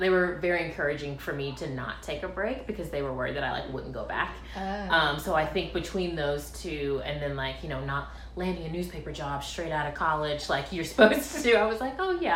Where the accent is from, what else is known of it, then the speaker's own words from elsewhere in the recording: Byron, Georgia, United States; also born or lived in Valdosta, Georgia; now in Savannah, United States; I was born in Middle Georgia, a tiny town named Byron that folks have usually not heard